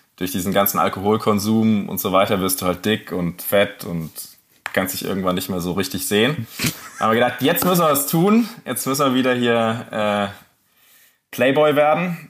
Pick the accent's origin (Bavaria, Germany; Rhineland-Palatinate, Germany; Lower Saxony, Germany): Rhineland-Palatinate, Germany; ich bin halt in der Pfalz groß geworden